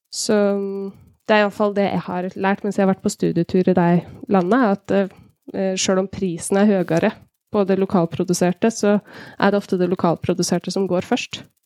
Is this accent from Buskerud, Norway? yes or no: yes; Hemsedal, Buskerud, Norway; Kommuner sånn som jeg kommer fra, kommer fra Hemsedal